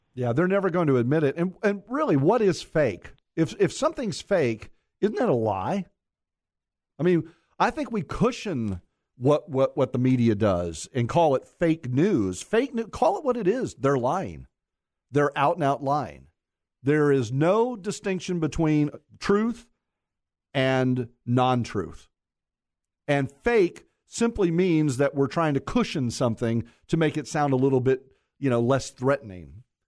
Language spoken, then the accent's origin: English; Mount Dora, Florida, United States; I was born and raised in Mount Dora